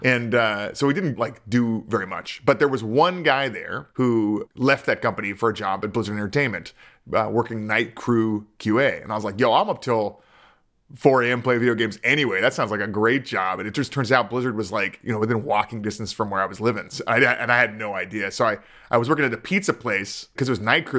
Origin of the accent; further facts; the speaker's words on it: Culver City, California, United States; I grew up in Culver City.